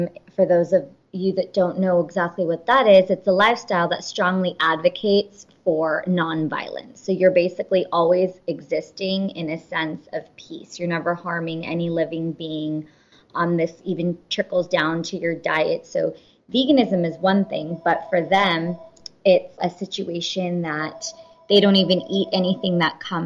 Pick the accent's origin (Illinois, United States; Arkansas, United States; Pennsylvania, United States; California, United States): California, United States; we are first generation, born and raised in California